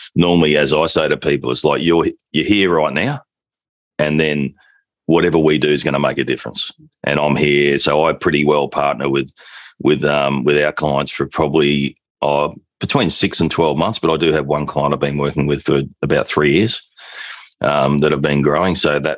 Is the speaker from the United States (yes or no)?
no; Australia; I'm an Australian partner with the Objective Management Group